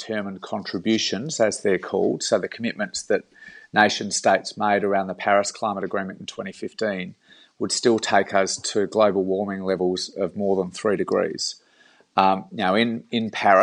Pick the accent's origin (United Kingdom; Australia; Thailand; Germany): Australia; South Australia; I'm from South Australia